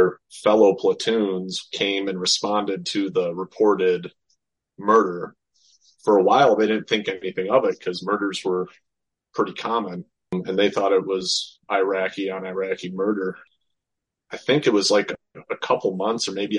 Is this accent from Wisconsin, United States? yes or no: yes; Beloit, Wisconsin, United States; I grew up in Beloit, Wisconsin